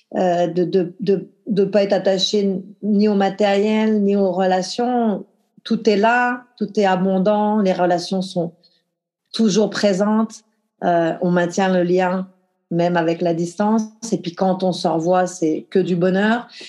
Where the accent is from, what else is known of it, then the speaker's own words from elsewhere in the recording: the Alps, France; moved away; j'ai grandi dans les Alpes, en France, un petit village de 1500 habitants